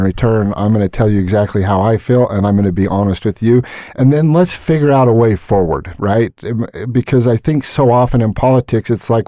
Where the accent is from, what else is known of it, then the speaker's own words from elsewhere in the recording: Hooper, Utah, United States; I love Northern Utah. Born and raised in Hooper for the most part.